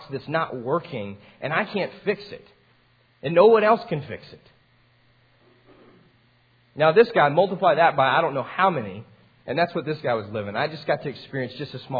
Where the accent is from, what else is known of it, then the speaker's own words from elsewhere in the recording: Amarillo, Texas, United States; I grew up in Amarillo